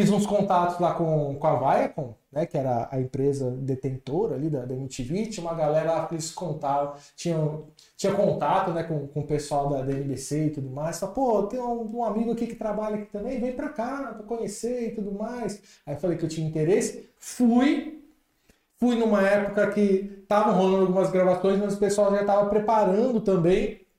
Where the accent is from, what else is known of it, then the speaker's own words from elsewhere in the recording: Brazil; Eu falei, Pô, eu também sou brasileira.